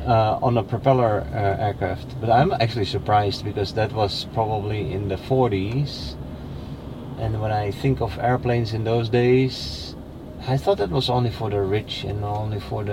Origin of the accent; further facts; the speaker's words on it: Netherlands; now in Naples, United States; I'm from the Netherlands.